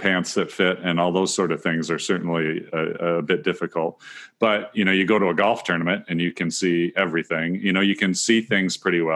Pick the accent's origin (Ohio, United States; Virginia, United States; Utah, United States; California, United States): Ohio, United States; Northwest; I grew up in Northwest Ohio, and which is where I live today